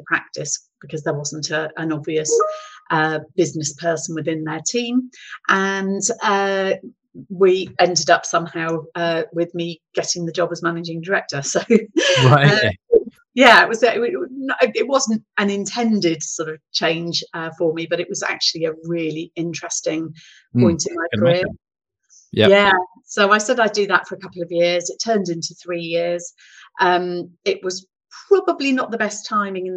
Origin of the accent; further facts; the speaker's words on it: Gloucestershire, South West England, United Kingdom; also born or lived in East Midlands; I relocated from the East Midlands back to Gloucestershire, which was my home county